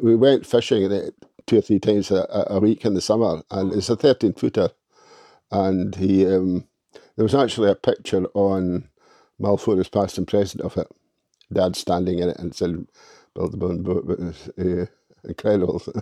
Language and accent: English; Fanmore, Torloisk, Isle of Mull, Scotland, United Kingdom; moved away; also born or lived in Oban / Crieff / Perth; I was born at Fynmore, Toloisk